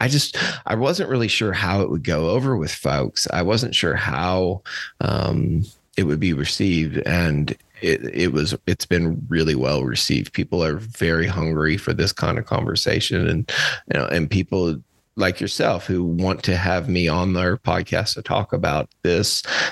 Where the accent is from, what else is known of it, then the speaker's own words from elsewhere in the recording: Cuba, Missouri, United States; also born or lived in St. Louis, Missouri; I'm from Cuba, Missouri, outside of Cuba, Missouri. I was born in my family's cow calf operation